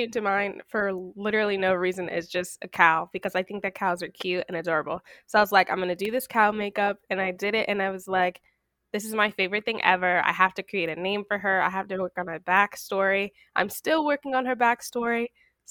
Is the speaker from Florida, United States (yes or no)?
yes; Florida, United States; now in Washington, D.C. area, United States; I was born in Florida, but I'm currently staying in the DMV